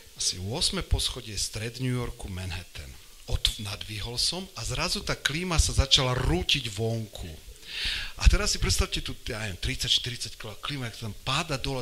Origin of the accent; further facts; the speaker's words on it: Poprad, Prešov Region, Slovakia; also born or lived in Jezersko / Spišská Stará Ves; som sa narodil v Poprade, takže som Popračan, ale inak som, e, inak som kvázi zamakurčan